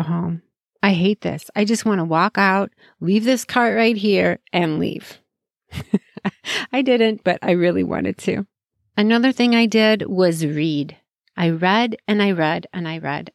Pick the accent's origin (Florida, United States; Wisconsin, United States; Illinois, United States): Illinois, United States; Chicago; I grew up in Chicagoland area, lived there most of my life.